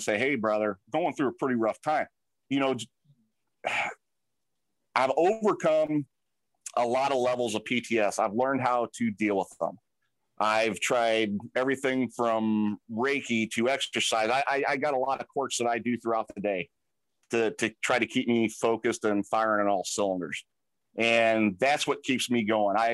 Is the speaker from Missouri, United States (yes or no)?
yes; St. Louis, Missouri, United States; I'm from St. Louis